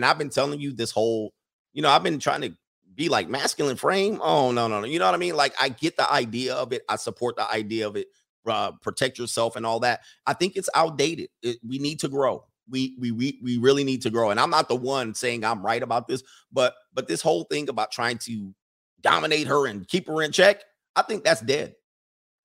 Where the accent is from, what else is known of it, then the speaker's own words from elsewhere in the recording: California, United States; I grew up in California